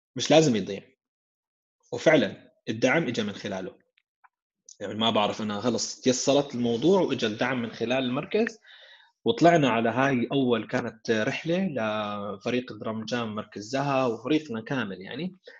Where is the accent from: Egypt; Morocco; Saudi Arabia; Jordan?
Jordan; عندنا بالاردن